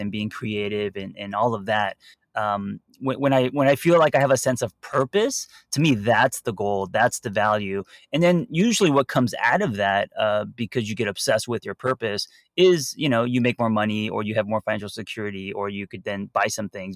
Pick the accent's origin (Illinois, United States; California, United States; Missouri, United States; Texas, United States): California, United States; Los Angeles; me growing up in Los Angeles